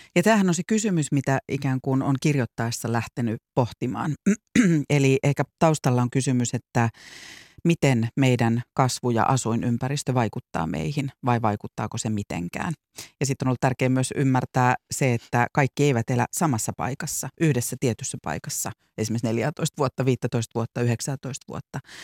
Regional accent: Vantaa, Uusimaa, Finland; moved away; mäkin puhun me korsolaiset, en enää asu siellä, en ole asunut vuosikymmeniin

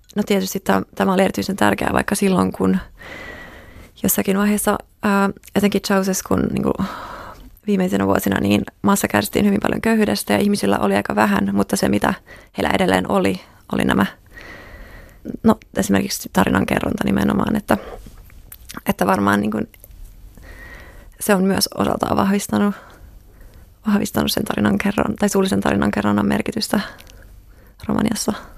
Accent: Finland; olen kasvanut Suomessa

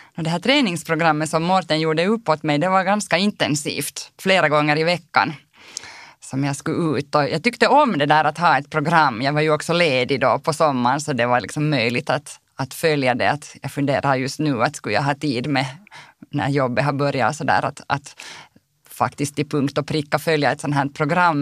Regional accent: Helsinki, Uusimaa, Finland; moved away as an adult; now in Kirkkonummi, Finland; Jag är ju född och uppvuxen i Helsingfors

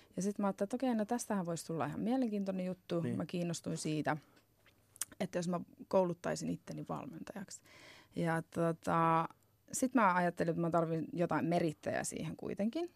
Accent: Finland; moved away as an adult; also born or lived in Arizona, United States / Naples, Italy; mä muutin takaisin Suomeen

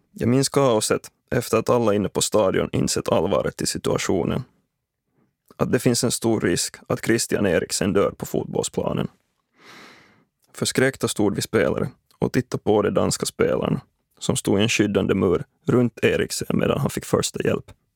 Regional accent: Espoo, Uusimaa, Finland; Nära där jag växte upp i Dalsvik, Esbo, finns en fotbollsplan

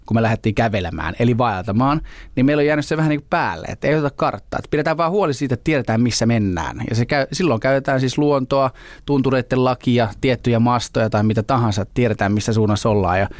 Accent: Southern Finland, Finland; now in Helsinki, Finland; Mä, mä oon etelä kotoisin, oli niinku makeeta muuttaa isompiin kaupunkeihin, sitten loppujen lopuksi Helsinkiin

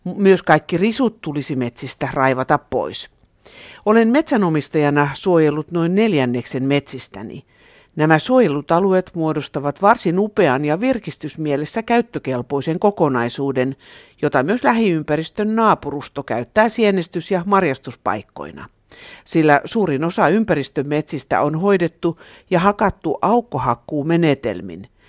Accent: Southern Finland, Finland

